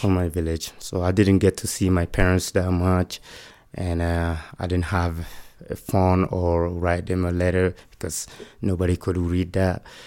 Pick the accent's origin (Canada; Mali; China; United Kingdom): Mali; English is a second language; moved away as an adult; now in Utah, United States; I'm from Mali, West Africa